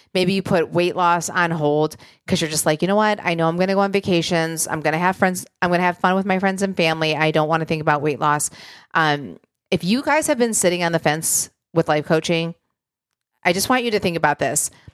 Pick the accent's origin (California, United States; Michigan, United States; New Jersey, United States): Michigan, United States; moved away; where I grew up in Michigan